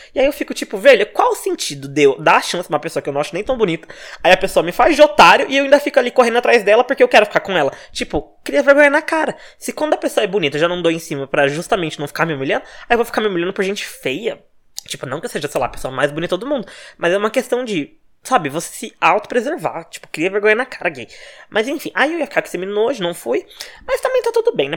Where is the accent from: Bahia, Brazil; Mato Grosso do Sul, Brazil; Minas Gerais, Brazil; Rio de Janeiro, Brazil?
Minas Gerais, Brazil; moved away as an adult; now in São Paulo, Brazil; eu nasci em Minas, morava em Minas, né? Mudei pra São Paulo fazem dois anos